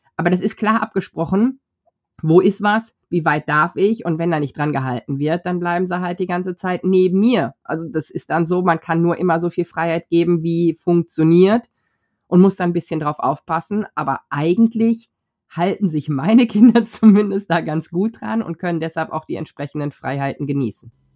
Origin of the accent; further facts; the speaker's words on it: North Rhine-Westphalia, Germany; wir kommen aus Westdeutschland, Niederrhein, wunderschön an der niederländischen Grenze